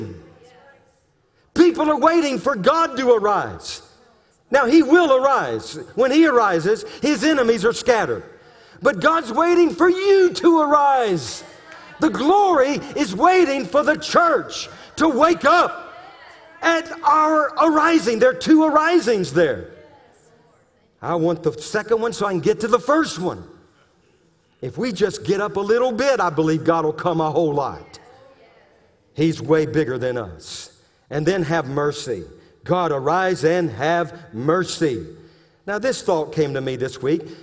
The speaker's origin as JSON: {"language": "English", "region": "Louisiana", "country": "United States", "said": "I'm being from Louisiana"}